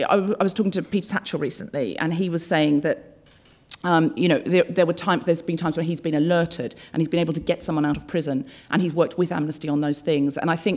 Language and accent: English; Brisbane, Queensland, Australia; I was brought up in Australia. I know I don't sound especially Australian, but I read a lot of Enid Blyton as a child and I picked up the accent from the books. I was born in Brisbane